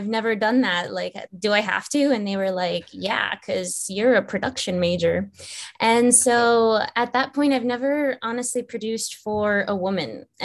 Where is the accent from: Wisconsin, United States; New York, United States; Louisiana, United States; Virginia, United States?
Virginia, United States; moved away as an adult; also born or lived in Los Angeles; I'm actually from the East Coast, from Virginia, so not too far from you guys. And I moved to Los Angeles when I was 18 by myself